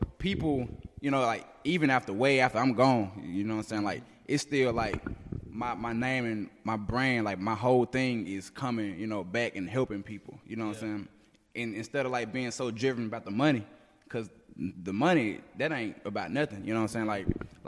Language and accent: English; Jackson, Mississippi, United States; also born or lived in Byram / Terry; Oh, I'm originally from North Jackson, but I had like moved to like Byram and Terry.